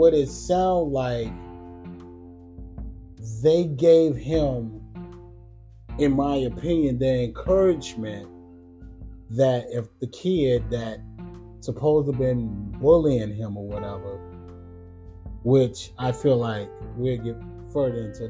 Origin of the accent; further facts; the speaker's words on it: New Orleans, Louisiana, United States; we are from New Orleans